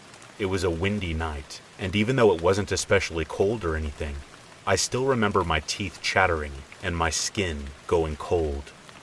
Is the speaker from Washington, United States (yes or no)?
no; Illinois, United States; Since we're from Illinois, the popular destination of Bachelor's Grove Cemetery immediately came to mind, and it was settled upon.